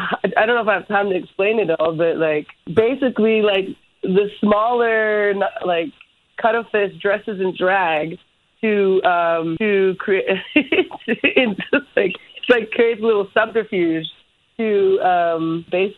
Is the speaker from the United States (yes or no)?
yes; Hawaii, United States; growing up in Hawaii, it was like a very different experience.